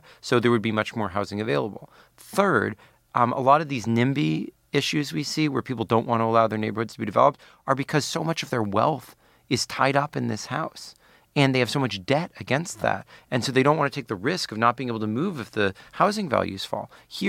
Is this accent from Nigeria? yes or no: no; Palo Alto, California, United States; That's where I'm from.